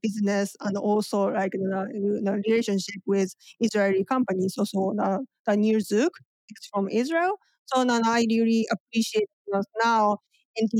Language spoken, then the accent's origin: English; Japan; English is a second language; moved away as an adult; also born or lived in Washington, D.C. / Hawaii